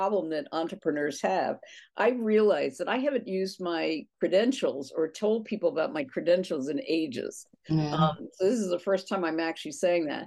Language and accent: English; near Drexel Hill, Pennsylvania, United States; I grew up closer to Drexel Hill, and a suburban girl